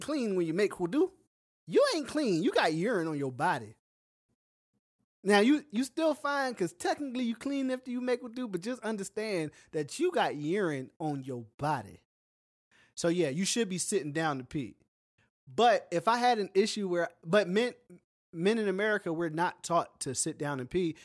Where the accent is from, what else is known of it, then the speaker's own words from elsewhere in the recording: United States; moved away as an adult; also born or lived in the South; now in South Korea; I'm American